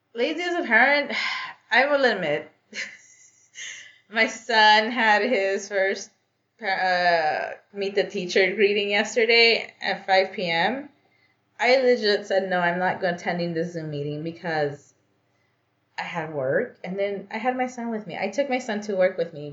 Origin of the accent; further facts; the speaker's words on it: Los Angeles, California, United States; I was born and raised in Los Angeles, but both of my parents are Guatemalan